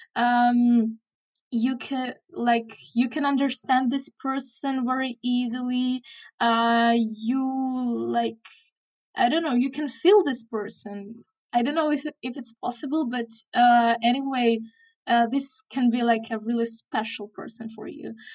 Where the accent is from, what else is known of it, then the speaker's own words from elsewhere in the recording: Chernihiv, Chernihiv Oblast, Ukraine; English is a second language; in my hometown, Chernihiv